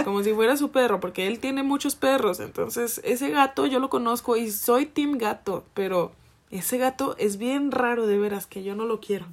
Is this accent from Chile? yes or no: no; Jalisco, Mexico; con ese acento porque soy de Jalisco